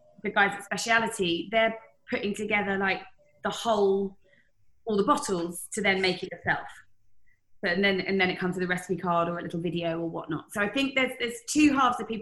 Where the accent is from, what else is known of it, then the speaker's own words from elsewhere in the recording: United Kingdom; as a Brit